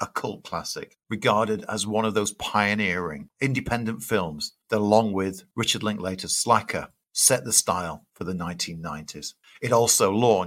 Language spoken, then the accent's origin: English; Sheffield, Yorkshire and the Humber, United Kingdom; I'm a kid from Sheffield